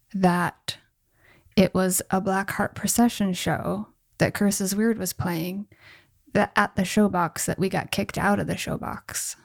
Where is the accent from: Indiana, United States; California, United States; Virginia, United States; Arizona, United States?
Arizona, United States; Tucson; now in Los Angeles, United States; I came from Arizona.